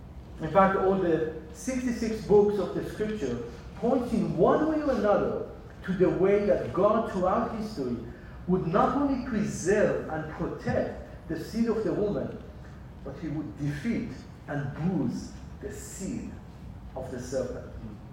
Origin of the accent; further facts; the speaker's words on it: Israel; born there; moved away; also born or lived in Iran / San Diego, United States; as I was born in Israel, lived in Iran, and in age of 16, ended up in San Diego. So by age of 16, I have already lived in three different countries.